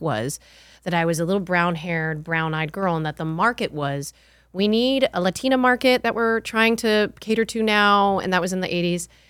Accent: the North, Northern United States, United States; also born or lived in California; now in Texas, United States; I didn't grow up in the South. I grew up in, I'm a Yankee

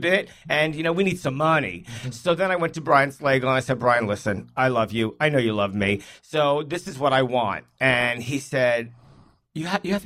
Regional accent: New York City, New York, United States; growing up in Brooklyn

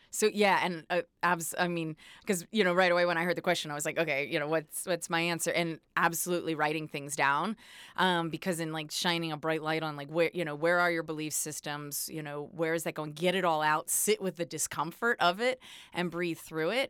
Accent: East Coast, United States; I'm from the East Coast too, so, uh, we're taught to be pretty blunt

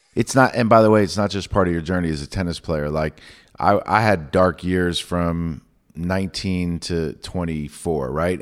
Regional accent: New York, United States; I grew up in New York

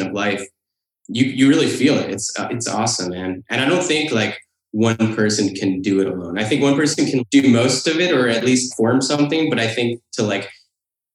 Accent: Phoenicia, New York, United States; also born or lived in West Hurley, New York; I grew up in the Catskill Mountains in Phoenicia, New York

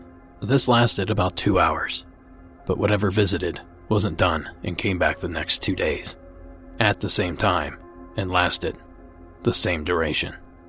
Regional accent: Farmington, New Mexico, United States; I grew up in Farmington, New Mexico, a small oil and gas town up near the Four Corners

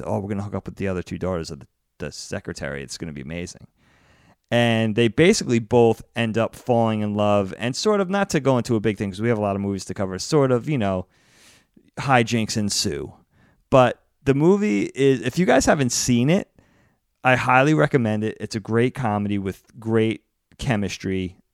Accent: East Coast, United States; growing up on the East Coast

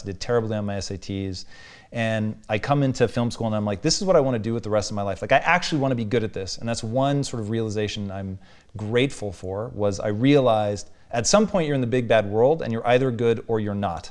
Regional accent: Tacoma, Washington, United States; growing up in Tacoma, dude, it was white people

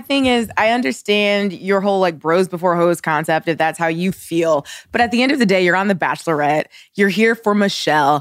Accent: Ohio, United States; I'm from Ohio

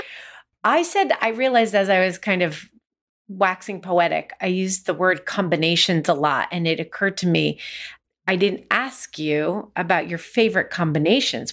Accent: United States; Growing up in the United States, we ate a lot of Chinese takeout

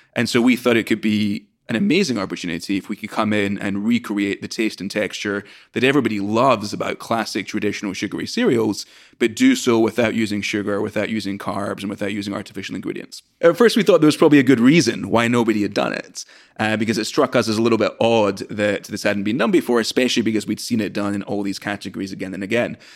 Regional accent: Scotland, United Kingdom; moved away as an adult; now in United States; I'm from Scotland originally, came to the US to study at Brown

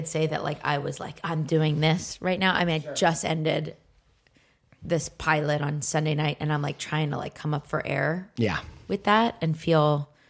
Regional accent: Philadelphia, Pennsylvania, United States; Because I'm from Philly.

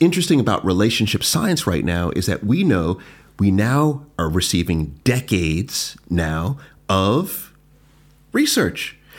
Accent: Jamaica; being Jamaican, I always felt like we're very cold, like, don't touch me, like, all this.

